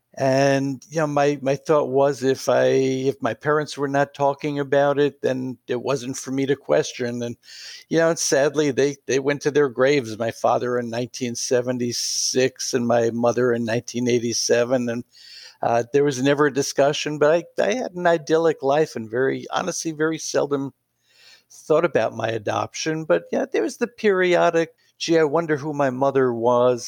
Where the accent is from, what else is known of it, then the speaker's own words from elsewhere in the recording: New York City, New York, United States; moved away as an adult; also born or lived in Atascocita, Texas / Pittsburgh; I grew up in New York City